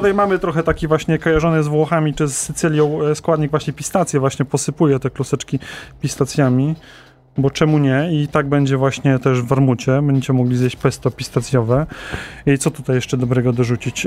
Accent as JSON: {"language": "Polish", "region": "Opole Voivodeship", "country": "Poland", "said": "ja pochodzę z Opolszczyzny, ale też mam z Górnego Śląska rodzinę"}